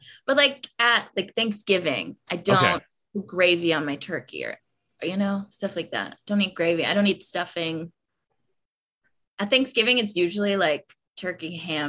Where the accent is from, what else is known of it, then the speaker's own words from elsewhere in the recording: Georgia, United States; when the place I grew up in Georgia, there was an Asian place right next to my acting studio that I took classes at when I was a kid.